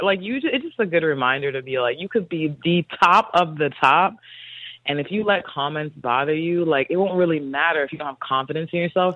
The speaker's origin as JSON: {"language": "English", "region": "North Carolina", "country": "United States", "moved": "yes", "lives_now": "Los Angeles, United States", "said": "I'm from North Carolina"}